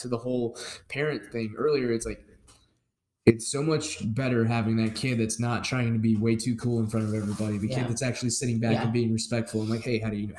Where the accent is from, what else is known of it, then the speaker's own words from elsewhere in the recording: Elgin, Oklahoma, United States; I grew up in Elgin